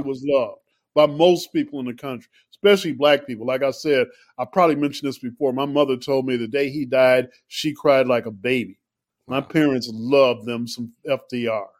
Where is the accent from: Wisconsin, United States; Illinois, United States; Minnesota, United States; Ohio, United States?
Illinois, United States; Chicago; I grew up in Chicago, right? Mayor Daley was the mayor from my whole childhood in Chicago